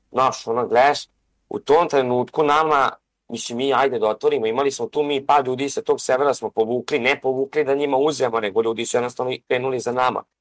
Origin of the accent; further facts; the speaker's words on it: Novi Sad, Vojvodina, Serbia; Mi smo ti, brate, iz Novog Sada. I on i ja.